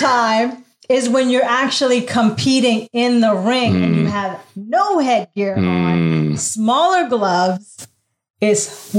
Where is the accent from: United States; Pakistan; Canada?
Canada; also born or lived in Abu Dhabi, United Arab Emirates; I moved around a lot. Grew up in Canada. Of course, I was born in the Middle East. Mm-hmm. Moved to Canada when I was 2 with my parents.